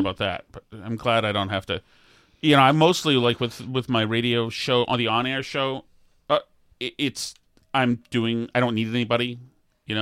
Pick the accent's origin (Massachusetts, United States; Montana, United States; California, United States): Massachusetts, United States; I'm from Massachusetts where you're supposed to love the Kennedys